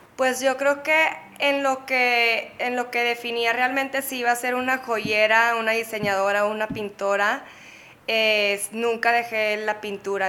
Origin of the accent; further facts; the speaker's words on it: Monterrey, Nuevo León, Mexico; moved away as an adult; also born or lived in San Diego / Barcelona; now in Mexico City, Mexico; nací en Monterrey